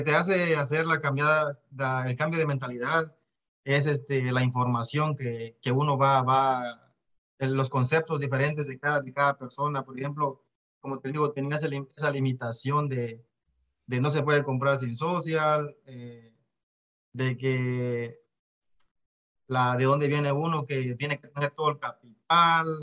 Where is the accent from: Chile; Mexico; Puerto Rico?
Mexico; vengo de México. Eh, papá y mamá de, Guatemala, nacido en México